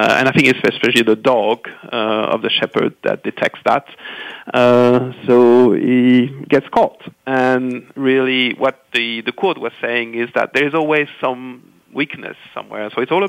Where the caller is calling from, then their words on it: London, United Kingdom; Calling from sunny, getting rainy now, London.